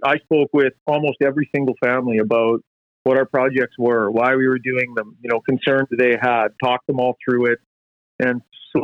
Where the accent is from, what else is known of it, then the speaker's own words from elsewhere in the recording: Prince George, British Columbia, Canada; when I was a kid growing up in Prince George